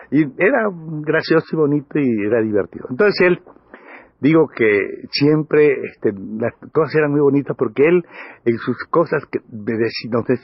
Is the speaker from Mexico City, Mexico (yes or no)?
no; Campeche, Mexico; Yo soy de Campeche, pero somos campechanos todos.